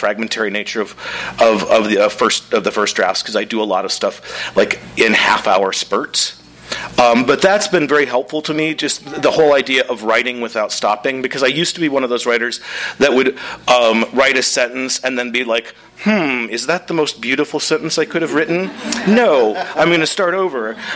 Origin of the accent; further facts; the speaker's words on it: Midwest, United States; I'm from the Midwest